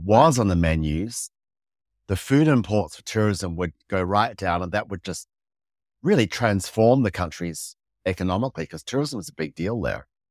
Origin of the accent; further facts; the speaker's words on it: Fiji; moved away; also born or lived in Samoa / New York, United States / New Zealand; I grew up in Fiji